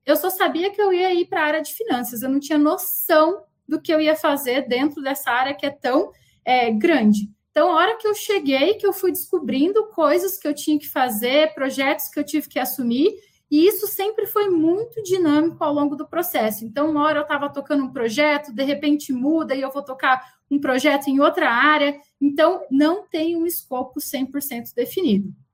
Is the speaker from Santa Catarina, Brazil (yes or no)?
no; Paraná, Brazil; also born or lived in Umuarama, Paraná; now in Campinas, Brazil; eu tô aqui em Campinas, mas eu também sou do Paraná